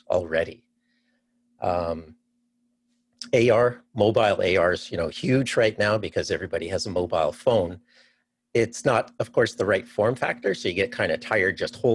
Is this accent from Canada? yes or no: yes; Canada; moved away as an adult; also born or lived in Cleveland, Ohio; now in Seattle, United States; I'm actually from Canada